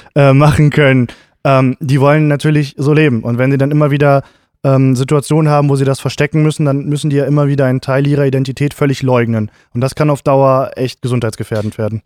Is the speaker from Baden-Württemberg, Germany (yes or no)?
no; Gifhorn, Lower Saxony, Germany; also born or lived in Braunschweig; meine Heimatstadt